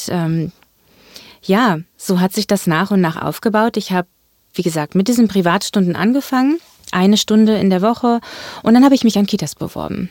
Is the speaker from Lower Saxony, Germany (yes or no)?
yes; Göttingen, Lower Saxony, Germany; moved away as an adult; now in Hamburg, Germany; ich ähm, komme aus Göttingen, das ist meine Heimatstadt